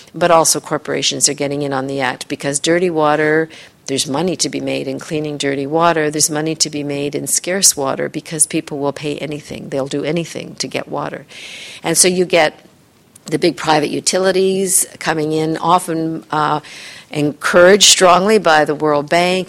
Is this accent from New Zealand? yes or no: no; Canada; I'm Canadian, but I do a lot of work in the U.S.